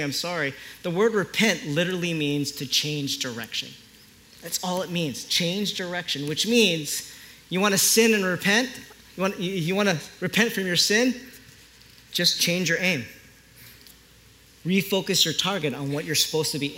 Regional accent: Philippines; I'm Filipino

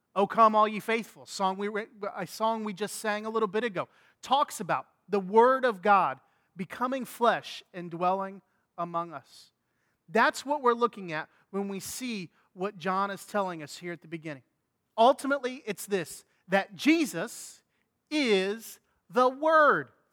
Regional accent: Indiana, United States; growing up in Indiana, we used to come to Florida on spring break

